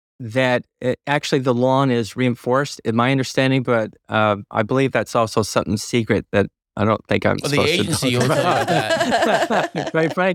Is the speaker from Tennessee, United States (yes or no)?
yes; Tennessee, United States; So Nashville was the big city for me growing up. And I know some people say that I don't talk like I'm from the South, although I think it slips out and I can slip into it pretty effortlessly. So I'm originally from Tennessee